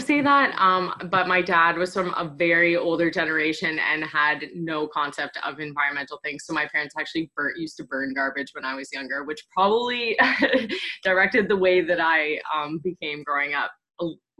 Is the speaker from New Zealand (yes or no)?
no; Trenton, Ontario, Canada; also born or lived in Belleville, Ontario; now in Montreal, Canada; So I live there, but I'm actually originally from Trenton, Ontario. So that's where kind of, that's the biggest military base for Canada. So it's a very small community, though. There's about 15,000 people there now. And then my family gradually moved into Belleville. So right next door.